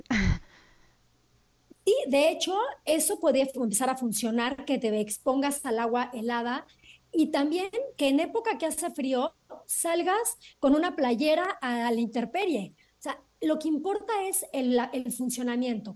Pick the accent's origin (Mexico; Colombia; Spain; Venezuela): Mexico; Cuernavaca, Morelos; crecí en alguna época en Cuernavaca